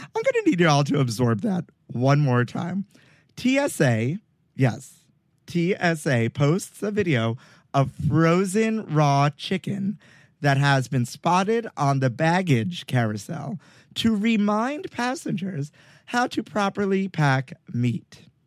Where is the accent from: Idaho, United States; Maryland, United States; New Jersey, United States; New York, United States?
New York, United States; New York City; where I grew up in Brooklyn